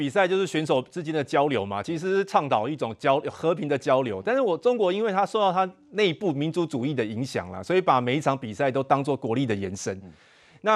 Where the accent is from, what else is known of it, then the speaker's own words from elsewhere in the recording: Taiwan; 我们站在我们台湾人角度